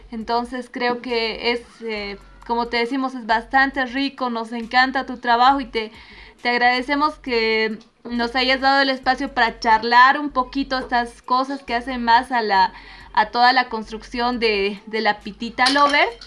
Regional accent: Bolivia; nos cuesta lo que vos decías, mirarnos, reconocernos como, sociedad, como bolivianas, como bolivianos.

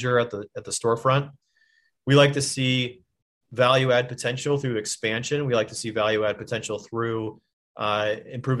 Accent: Michigan, United States; I'm from Michigan

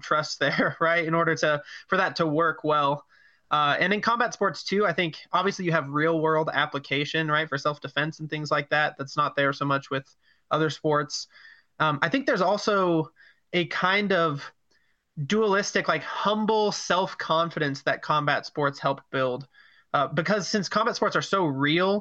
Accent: Albuquerque, New Mexico, United States; I'm from Albuquerque, New Mexico

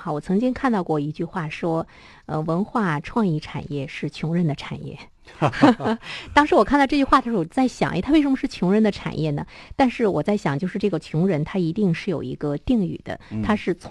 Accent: Dalian, Liaoning, China; 在这样的年末，我们大连人除了你去花钱购物，除了去逛街景儿，怎么样走进更多的文化的场所？

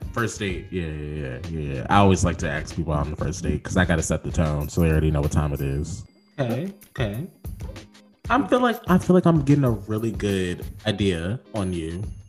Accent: Richmond, Virginia, United States

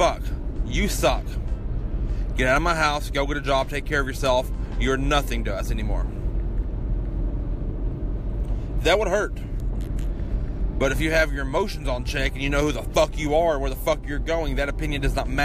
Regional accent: Kentucky, United States; my hometown in Kentucky

